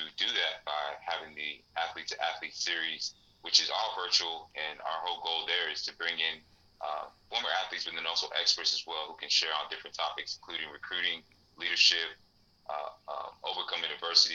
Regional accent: Snellville, Georgia, United States; Growing up in Snellville in Georgia and being the son of Liberian immigrants

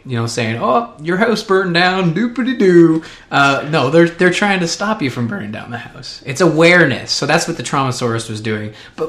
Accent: Peterborough, Ontario, Canada; here in my hometown of Peterborough, Ontario, Canada. North America.

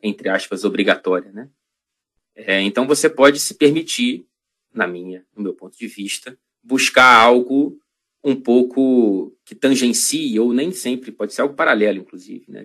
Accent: Rio de Janeiro, Brazil; moved away as an adult; also born or lived in Ouro Preto, Minas Gerais, Brazil; now in Manchester, United Kingdom; Eu nasci em Ouro Preto, Minas Gerais. A família da minha mãe é de lá. Inclusive, minha mãe voltou para lá durante a pandemia, depois de morar décadas no Rio de Janeiro. Mas, enfim, eu vim com ela para o Rio

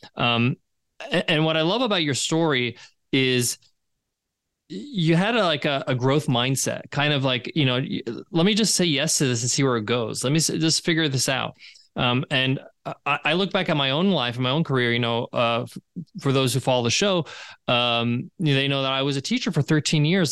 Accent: New York, United States; in the States, I grew up in New York

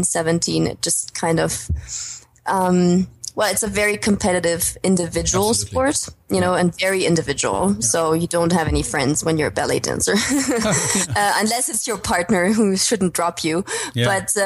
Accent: former East Germany, Germany; moved away; also born or lived in United States / Australia / Denmark / China; I'm actually originally German, coming from the former East, but haven't lived in Germany, my home country, so to say, for the past almost 10 years

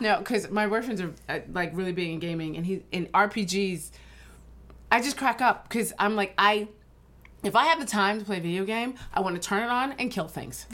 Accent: Ridgewood, New Jersey, United States; also born or lived in New York; I actually grew up in Ridgewood, New Jersey

